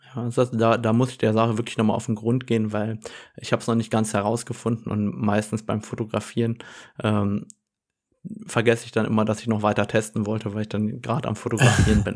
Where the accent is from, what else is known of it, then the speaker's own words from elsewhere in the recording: Germany; bei uns in Deutschland